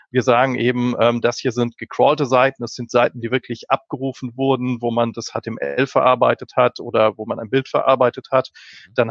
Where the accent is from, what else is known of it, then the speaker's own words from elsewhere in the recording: Berlin, Germany; ich komme aus Berlin, äh, dem wunderbaren Deutschland.